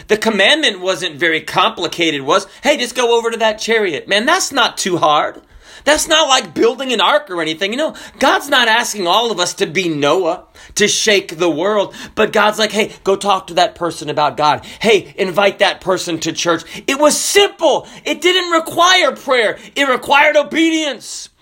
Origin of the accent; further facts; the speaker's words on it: the South, United States; also born or lived in Washington State; we are from the South